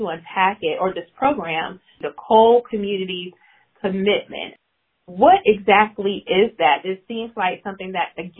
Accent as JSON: {"language": "English", "town": "Charleston", "region": "South Carolina", "country": "United States", "moved": "yes", "lives_now": "Columbia, United States", "said": "I'm new to Columbia. I'm from the Charleston area."}